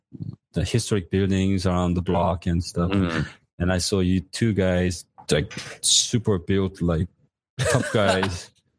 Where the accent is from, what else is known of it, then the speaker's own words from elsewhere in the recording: Los Angeles, California, United States; also born or lived in Hawaii; I moved back to my hometown, Los Angeles.